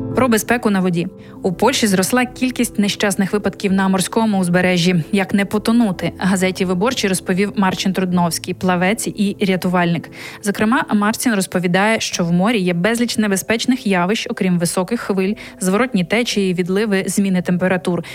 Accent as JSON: {"language": "Ukrainian", "country": "Ukraine", "moved": "as an adult", "lives_now": "Poland", "said": "ми з України."}